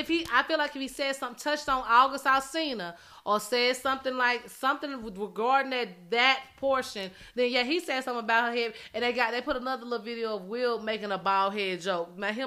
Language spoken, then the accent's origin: English; Philadelphia, Pennsylvania, United States; I'm still from West